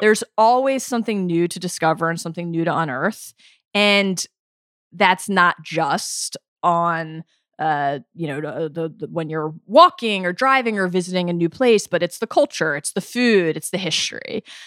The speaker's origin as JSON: {"language": "English", "town": "Baltimore", "region": "Maryland", "country": "United States", "tie": "born or raised there", "also_born_or_lived": "New York", "moved": "yes", "lives_now": "Los Angeles, United States", "said": "I grew up in Baltimore, but I came to L A from New York."}